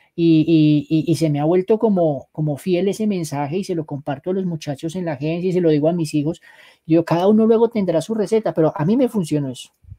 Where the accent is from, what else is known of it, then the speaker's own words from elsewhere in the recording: Manizales, Caldas, Colombia; moved away as an adult; now in Bogotá, Colombia; yo soy de Manizales